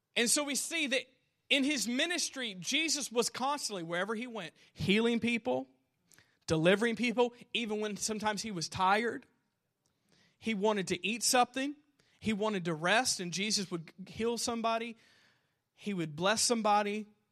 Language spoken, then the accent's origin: English; Southern Indiana, United States; I'm a loser from Southern Indiana